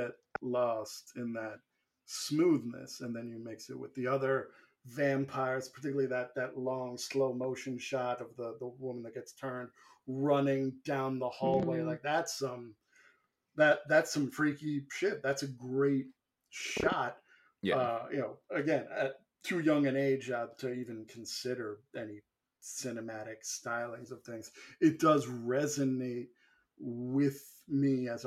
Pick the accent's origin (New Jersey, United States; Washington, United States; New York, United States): New York, United States; Growing up in New York